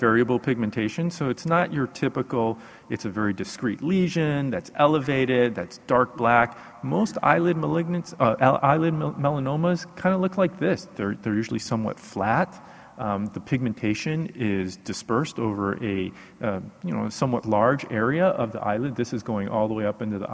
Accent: Houston, Texas, United States; I'm from Houston, Texas

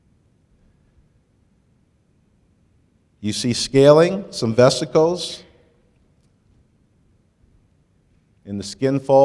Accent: Michigan, United States; moved away; I grew up in Michigan

